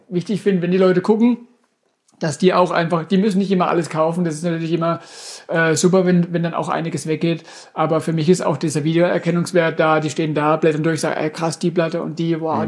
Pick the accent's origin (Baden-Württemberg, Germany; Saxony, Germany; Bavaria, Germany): Baden-Württemberg, Germany; Durmersheim; ich bin ja aus Domersheim gebürtig, äh, vor Ort von Karlsruhe